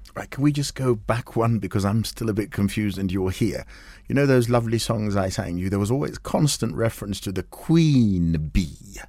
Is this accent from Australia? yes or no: no; Kenya; we're Kenyan